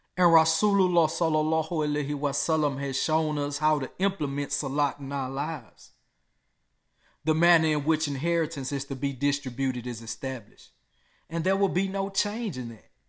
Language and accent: English; United States; I was born and raised in America